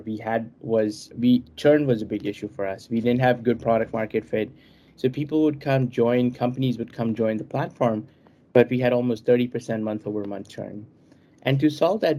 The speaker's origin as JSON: {"language": "English", "town": "New Delhi", "region": "Delhi", "country": "India", "tie": "born or raised there", "said": "I was born in New Delhi"}